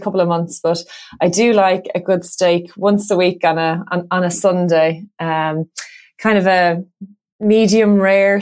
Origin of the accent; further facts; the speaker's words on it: Dublin, Leinster, Ireland; also born or lived in North Strand, Dublin; So we were born and raised in Rathfarnham